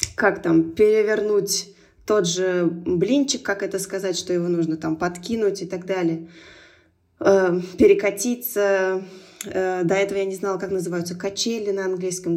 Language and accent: Russian; Turkmenistan; moved away; also born or lived in Moscow; Я росла в Туркмении, и туркменский язык был повсюду. Дома мы говорили на русском языке